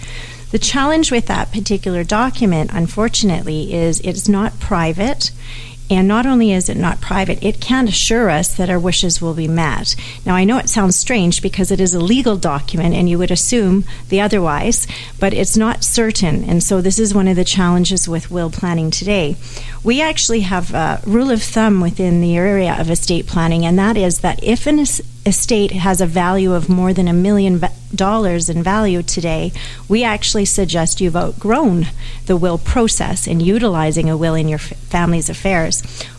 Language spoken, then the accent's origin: English; Canada; Even though I'm a Canadian, America has different legal systems than we do, as everyone knows.